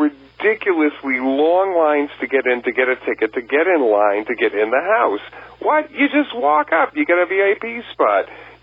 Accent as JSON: {"language": "English", "region": "Texas", "country": "United States", "moved": "yes", "lives_now": "California, United States", "said": "I come from Texas originally."}